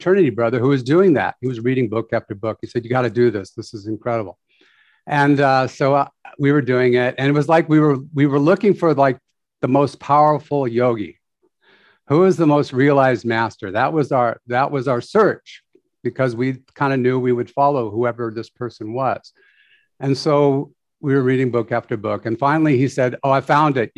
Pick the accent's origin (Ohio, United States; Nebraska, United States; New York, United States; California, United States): California, United States; Orange County; I grew up in Orange County, California